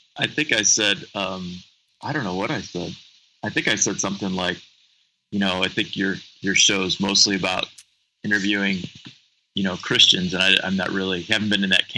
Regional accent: Cleveland, Ohio, United States; now in Cincinnati, United States; I was raised in Cleveland, outside of Cleveland in the suburbs

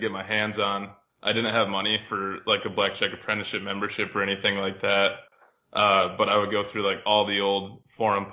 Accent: Michigan, United States; I grew up in Michigan

